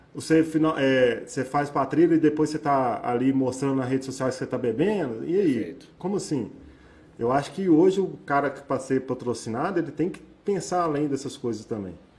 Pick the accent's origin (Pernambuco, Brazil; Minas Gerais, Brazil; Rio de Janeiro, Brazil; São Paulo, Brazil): Minas Gerais, Brazil; Eu sou mineiro